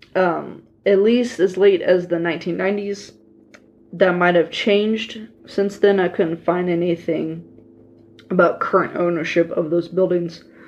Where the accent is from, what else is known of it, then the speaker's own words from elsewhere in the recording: Leavenworth, Kansas, United States; We had a Dickinson at the Leavenworth Plaza in my hometown and used to go there all the time